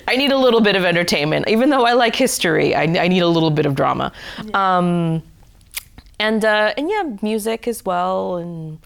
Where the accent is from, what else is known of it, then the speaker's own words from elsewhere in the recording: New York City, New York, United States; I am originally from the Bronx, New York.